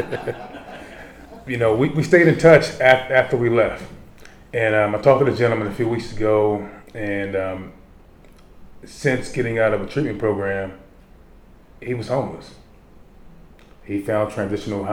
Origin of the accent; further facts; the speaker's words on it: Baltimore, Maryland, United States; Growing up in Baltimore, I grew up maybe about 10 blocks from Freddie Gray